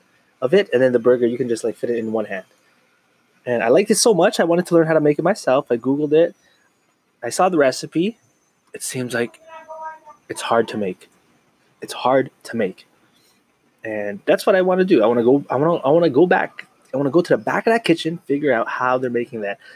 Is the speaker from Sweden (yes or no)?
no; Canada; I was born in Canada, North America